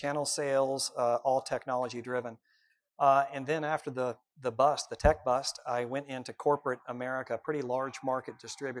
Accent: Nashville, Tennessee, United States; born there; also born or lived in Birmingham, United States / Birmingham, United States; I was born in Nashville.

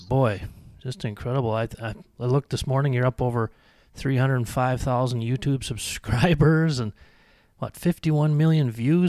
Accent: Benson, Minnesota, United States; I grew up just down in Benson, so know it well.

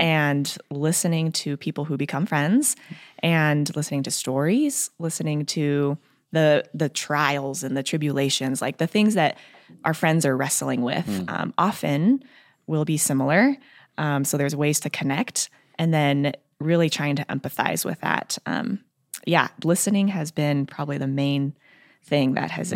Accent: Colorado, United States; moved away; I am from Colorado

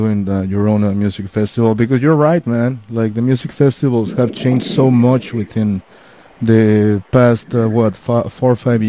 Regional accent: Mexico City, Mexico; I'm from Mexico City

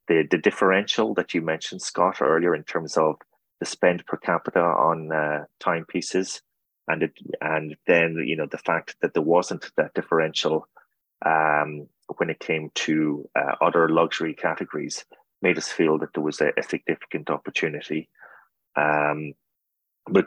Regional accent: Ireland; now in United States; I'm Irish

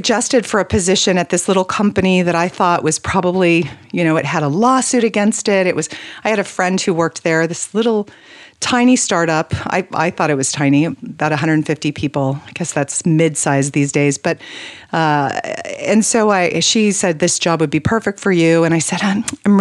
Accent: New Mexico, United States; moved away; I was born in New Mexico

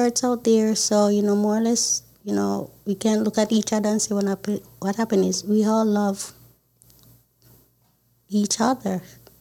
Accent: Jamaica; also born or lived in Baltimore, Maryland; now in United States; I'm from Jamaica. I've been here 32 years

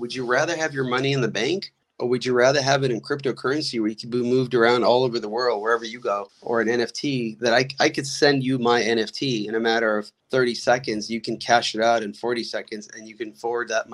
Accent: Odesa, Odesa Oblast, Ukraine; moved away; I was born in Odessa, which is Ukraine

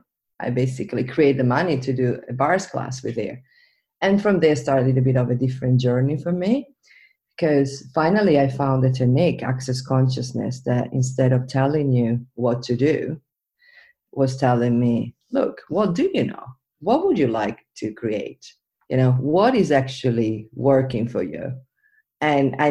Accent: Venice, Veneto, Italy; I was born and raised in Venice

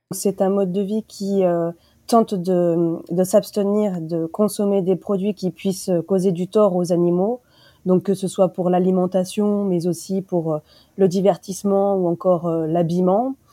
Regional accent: France; chez nous, en France

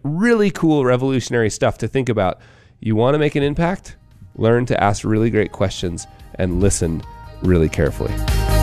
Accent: Park City, Utah, United States; here in my hometown of Park City

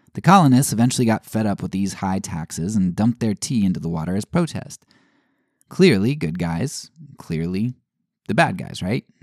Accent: United States; growing up in the United States

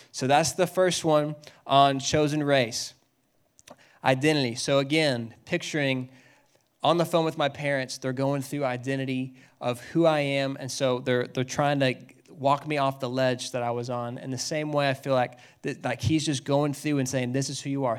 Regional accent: Dallas, Texas, United States; I grew up in Dallas.

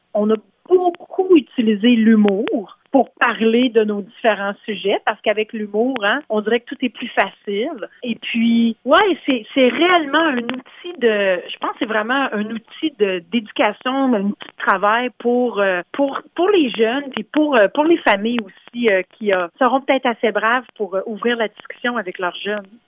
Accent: Canada; moved away as an adult; now in Toronto, Canada; ça fait une vingtaine d'années que je suis à Toronto. Je suis originaire de la région d'Ottawa-Gatineau

